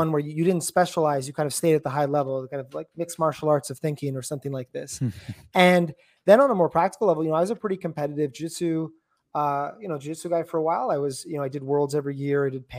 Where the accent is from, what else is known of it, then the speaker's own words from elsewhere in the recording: Canada; Well, I'm from Canada, so you know, hockey up here.